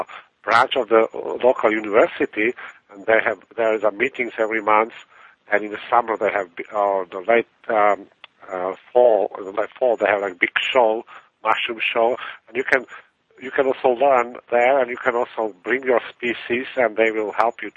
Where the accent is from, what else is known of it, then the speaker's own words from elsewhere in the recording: Czechia; English is a second language; So mushrooming, it's from my background. I was growing up in Czechoslovakia, and I had a neighbor there who was a big mushroomer